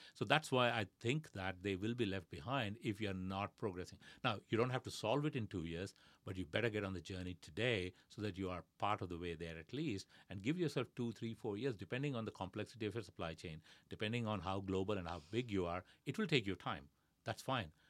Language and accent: English; India; moved away; growing up in India